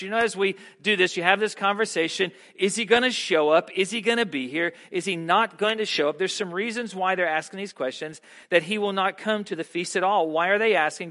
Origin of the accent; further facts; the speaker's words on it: the South, United States; being a Southerner and growing up in the South